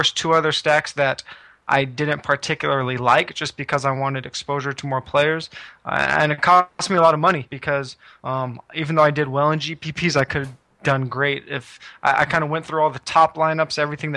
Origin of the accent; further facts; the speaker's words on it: West Coast, United States; growing up on the West Coast